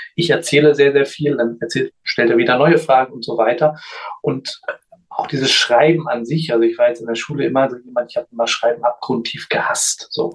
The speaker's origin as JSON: {"language": "German", "town": "Göttingen", "region": "Lower Saxony", "country": "Germany", "tie": "born or raised there", "said": "ich bin in Göttingen geboren und aufgewachsen"}